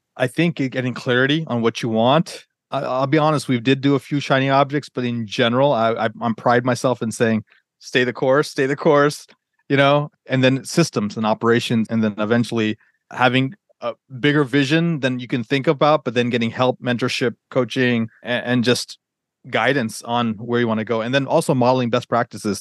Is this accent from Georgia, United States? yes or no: yes; Atlanta, Georgia, United States; moved away; also born or lived in Northern Virginia; I grew up in Atlanta